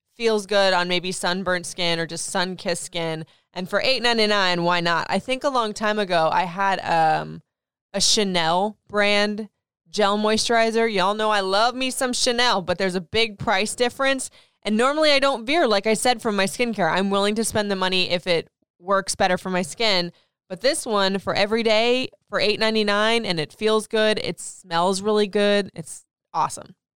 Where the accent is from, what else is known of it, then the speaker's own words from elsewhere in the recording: Florida, United States; now in Maryland, United States; I grew up in Florida